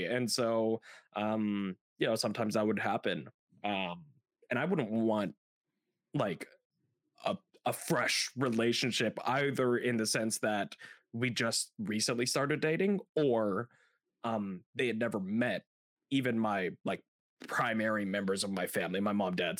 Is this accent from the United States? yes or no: no; Philippines; Filipino boy, former Catholic.